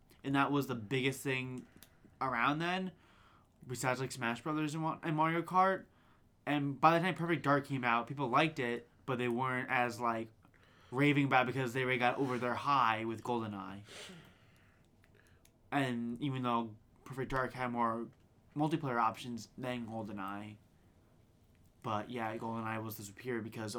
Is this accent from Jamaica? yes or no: no; United Kingdom; I'm very secretive, but I'm also British.